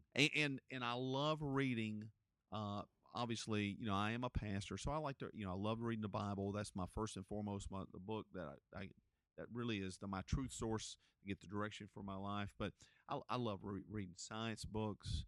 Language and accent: English; Gastonia, North Carolina, United States; I grew up here in Gastonia